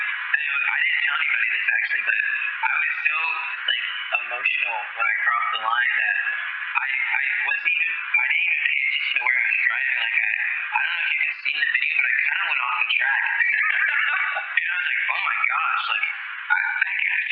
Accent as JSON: {"language": "English", "town": "Atlanta", "region": "Georgia", "country": "United States", "tie": "born or raised there", "moved": "as an adult", "lives_now": "Nashville, United States", "said": "I was born and raised in Atlanta, Georgia, all the way up to when I was 18"}